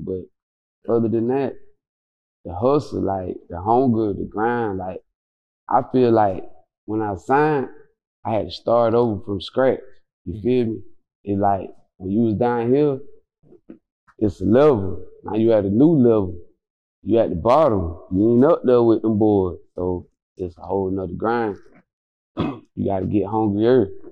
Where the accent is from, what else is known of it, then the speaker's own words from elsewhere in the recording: Quincy, Florida, United States; I'm from Quincy